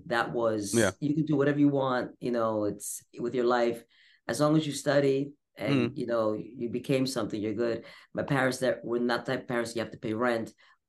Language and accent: English; United States; also born or lived in Puerto Rico / New Jersey / New York City; And raised, you know, East Coast, between East Coast and Puerto Rico, actually.